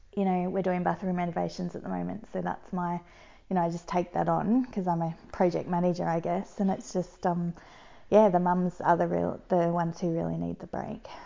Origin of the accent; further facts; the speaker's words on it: Geelong, Victoria, Australia; where are you from? I said, Geelong.